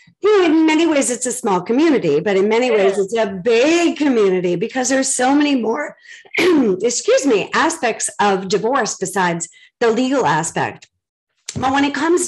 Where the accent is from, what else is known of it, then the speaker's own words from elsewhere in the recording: Boston, Massachusetts, United States; moved away; I'm from Boston originally